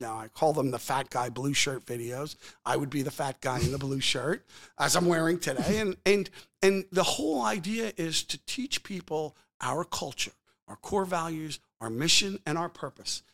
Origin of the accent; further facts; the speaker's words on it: Old Bridge, New Jersey, United States; moved away; also born or lived in Philadelphia; I was born in Old Bridge, New Jersey